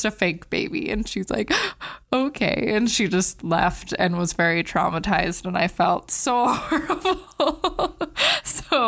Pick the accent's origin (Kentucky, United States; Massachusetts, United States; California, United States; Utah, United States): Utah, United States; Hurricane